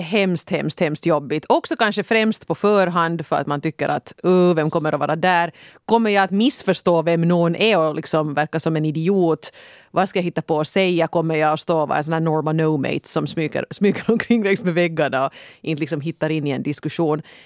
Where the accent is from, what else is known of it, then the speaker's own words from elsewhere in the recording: Finland; jag är deckarförfattare från Finland